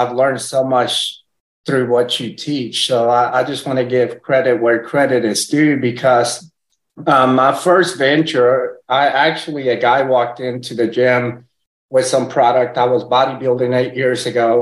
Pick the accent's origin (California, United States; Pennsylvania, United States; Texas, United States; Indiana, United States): Texas, United States; first language Spanish; English is a second language; also born or lived in Puerto Rico; They moved to Texas, had me over here, moved back to Puerto Rico, and then my parents split up whenever I was like 3 years old. Then I came to Texas.